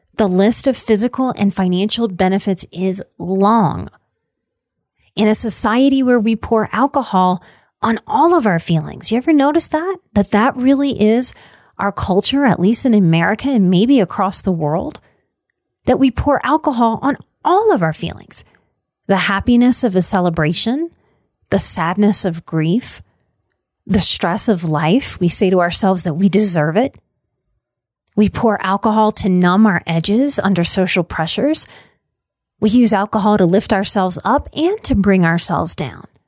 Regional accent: New Orleans, Louisiana, United States; born or raised there

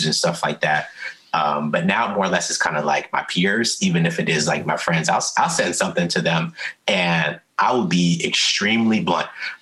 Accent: Columbia, Maryland, United States; also born or lived in Baltimore, Maryland; I'm from Columbia, but, you know, I've always, my family's in Baltimore, you know, I went to school in the county, always played in the city and everywhere.

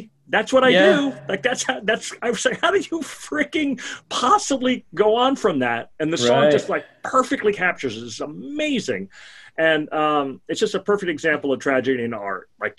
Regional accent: New York City, New York, United States; I grew up in Brooklyn, and I had basically all my friends were Jewish or Italian or Irish.

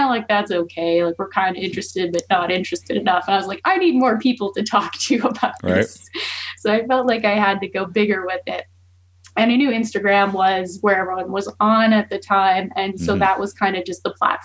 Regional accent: Rocky Mountain House, Alberta, Canada; now in Calgary, Canada; I'm not originally from here. I'm from Rocky Mountain House area.

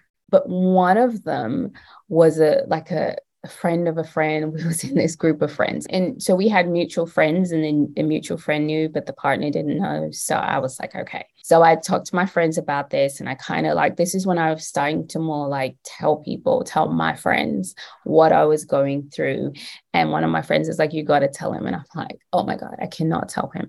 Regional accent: London, United Kingdom; moved away as an adult; now in United States; I am from London

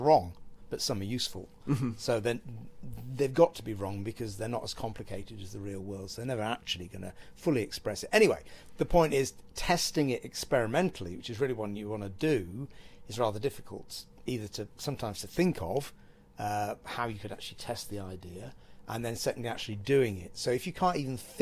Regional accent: Cheadle Hulme, North West England, United Kingdom; I grew up in Cheadle Hume, which is near Stockport

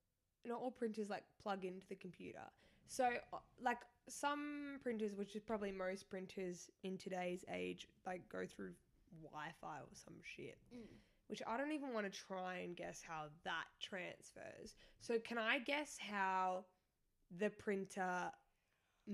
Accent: Australia; I'm Australian

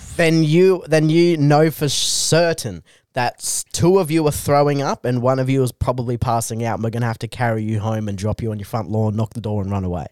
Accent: Bungendore, New South Wales, Australia; I grew up in Bungandore, which is just rampant alcoholism and problem gambling.

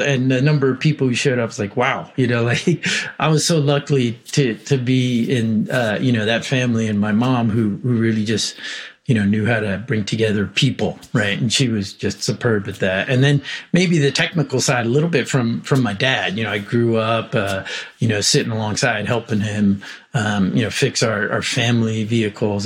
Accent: New York City, New York, United States; I was born in Brooklyn

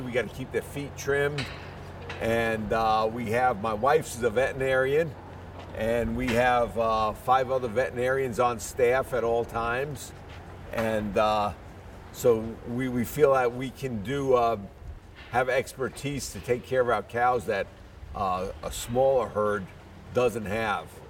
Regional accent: New York City, New York, United States; moved away as an adult; also born or lived in Ithaca, New York / Florida; now in Montezuma, Georgia, United States; I'm from the Bronx in New York City

